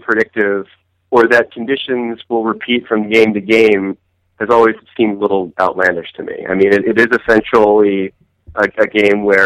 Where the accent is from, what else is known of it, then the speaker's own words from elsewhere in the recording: New Jersey, United States; I played floor hockey growing up in Jersey